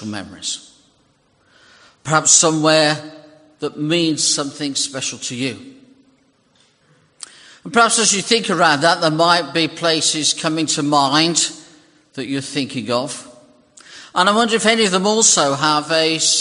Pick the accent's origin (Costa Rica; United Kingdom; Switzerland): United Kingdom; British people